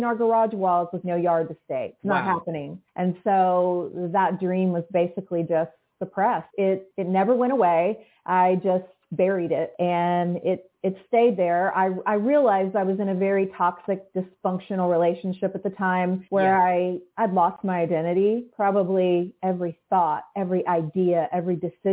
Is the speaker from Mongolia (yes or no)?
no; Oklahoma City, Oklahoma, United States; I'm from Oklahoma City